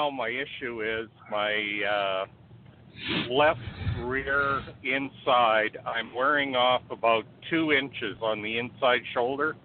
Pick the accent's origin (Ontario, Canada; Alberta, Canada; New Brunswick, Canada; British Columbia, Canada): British Columbia, Canada; I'm from 250, and I'm in 403 right now.